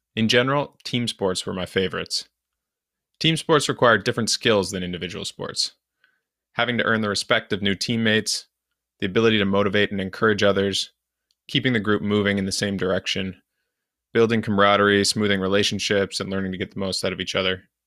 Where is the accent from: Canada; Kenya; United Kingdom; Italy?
Canada; as a Canadian, hockey was my main winter sport